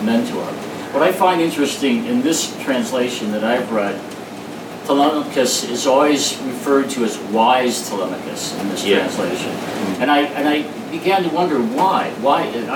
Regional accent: Chicago, Illinois, United States; being born and raised in Chicago, many of our family's good friends were Greeks.

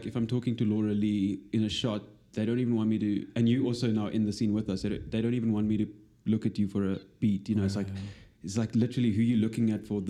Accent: George, Western Cape, South Africa; And also my hometown, George, when I go there now, which is so weird because that's not where I grew up.

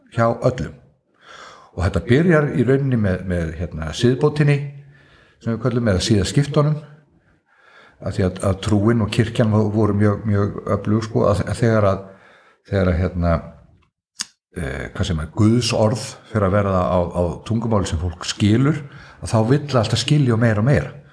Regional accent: Svalbarðsströnd, Northeastern Region, Iceland; also born or lived in Akureyri; ég er alveg upp út á Svalbaströnd á bæ sem heitir Sunnulíð

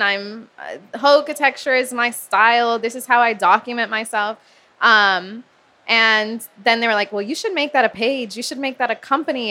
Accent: Miami, Florida, United States; growing up in Miami as a girl

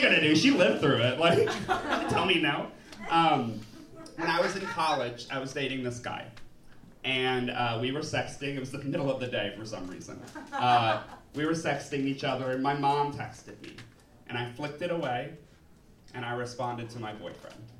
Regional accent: New Orleans, Louisiana, United States; I'm from New Orleans

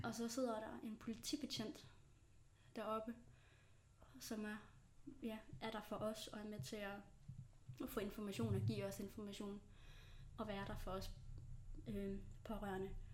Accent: Tønder area, Bredebro, South Jutland, Southern Denmark, Denmark; now in Aarhus, Denmark; Jeg er rigtig sønderjyde. Jeg kommer fra, øh, Tønderområdet i en lille by, der hedder Brødrebro

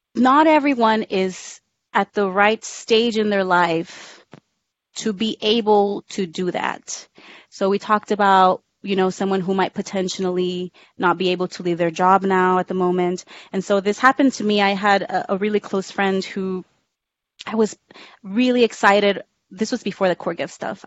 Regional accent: Rio Grande Valley, Texas, United States; moved away as an adult; also born or lived in Harlingen, Texas / San Antonio, Texas; I was born in Harlingen, Texas, which is a small town at the very tip of Texas. Uh, I didn't live in Harlingen. I lived a little bit really south souther than um, than Harlingen, but I grew up down there.

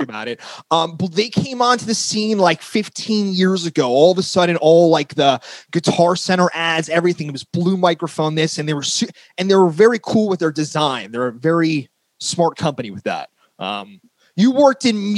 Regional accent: New Jersey, United States; I'm a Jersey boy

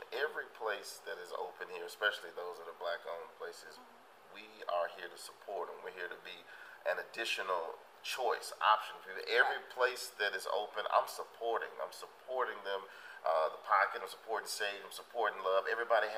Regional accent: Memphis, Tennessee, United States; I'm from northeast Memphis, so I grew up in the Kingsbury area.

